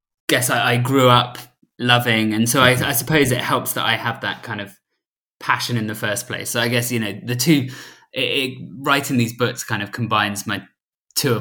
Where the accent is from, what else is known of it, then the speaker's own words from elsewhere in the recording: Southampton, South East England, United Kingdom; we're from Southampton, Tom